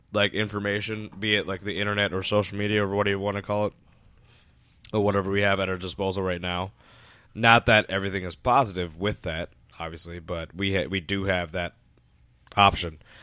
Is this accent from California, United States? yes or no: no; Woodbridge, Virginia, United States; I grew up in Woodr-, Woodbridge, Virginia